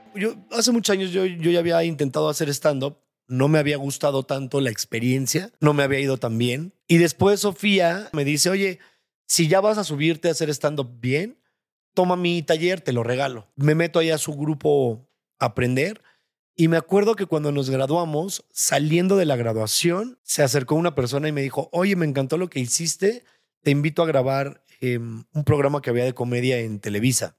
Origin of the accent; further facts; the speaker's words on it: Mexico; Te hablo de México porque pues, soy mexicano, no vivo ni he crecido en otros en otras partes del mundo